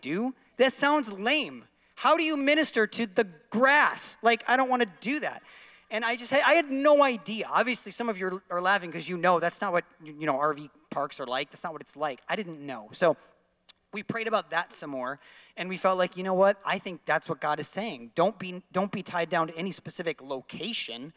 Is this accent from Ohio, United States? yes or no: no; Syracuse, New York, United States; I grew up in Syracuse, New York